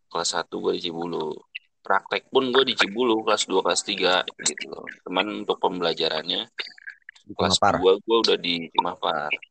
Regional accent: Bogor, West Java, Indonesia; gua kan orang Bogor gua nggak ada orang-orang Jakarta

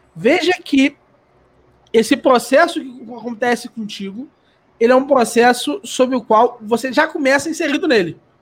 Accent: Rio de Janeiro, Brazil; eu, por exemplo, nasci no Rio de Janeiro. E eu sou uma criança no Rio de Janeiro

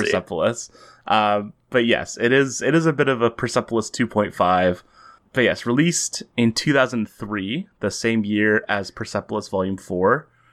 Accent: Canada; as Canadians

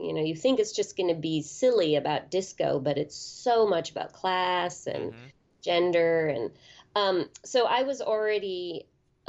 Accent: Berkeley, California, United States; I grew up in Berkeley, California in the 70s and 80s, and there were so many movie theaters there in a very small city of about maybe 120,000.

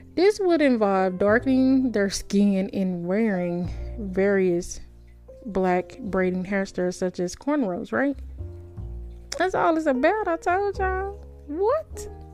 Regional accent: United States; I'm an American.

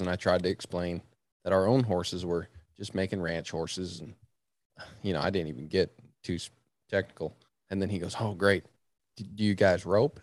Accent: Virginia, United States; I was born in Virginia

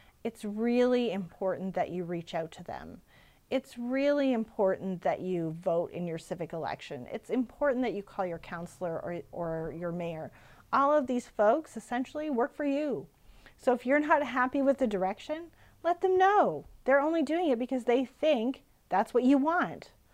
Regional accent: Regina, Saskatchewan, Canada; I'm from Regina

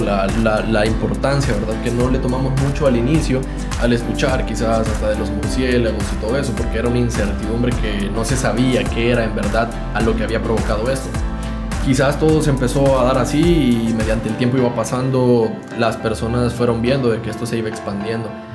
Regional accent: El Salvador; como salvadoreño

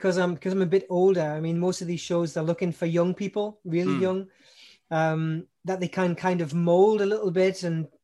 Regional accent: Newcastle upon Tyne, North East England, United Kingdom; moved away as an adult; now in Germany; I've been here for basically 20 years, but I come originally from Newcastle upon Tyne. That's in the northeast of England

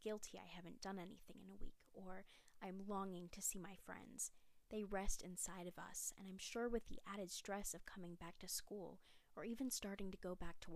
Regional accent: Charlotte, North Carolina, United States; I'm from Charlotte, North Carolina

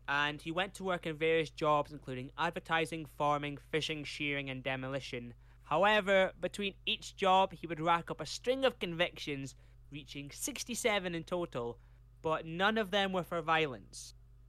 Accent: Carlisle, North West England, United Kingdom; born there; I was born in Carlisle, but I was made in the...

